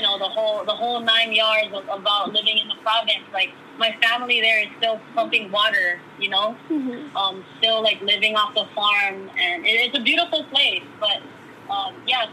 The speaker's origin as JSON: {"language": "English", "region": "Hawaii", "country": "United States", "tie": "born or raised there", "said": "I grew up Filipino in Hawaii, from Hawaii, born and raised in Hawaii"}